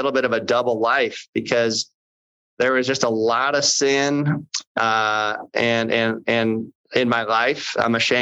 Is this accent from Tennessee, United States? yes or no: no; St. Louis, Missouri, United States; I was born in November 10th, soon to be 52 years ago in St. Louis